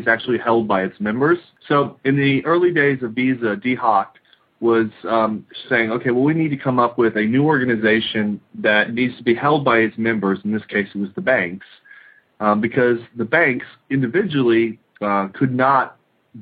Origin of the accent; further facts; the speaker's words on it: United States; I'm an American